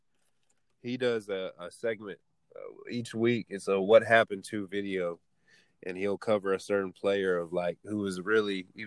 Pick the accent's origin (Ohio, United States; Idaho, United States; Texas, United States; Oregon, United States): Texas, United States; I'm from Texas